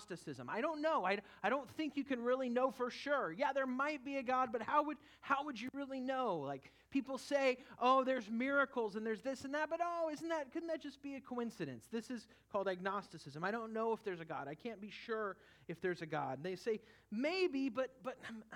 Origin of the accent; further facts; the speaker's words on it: California, United States; moved away; the church I grew up in California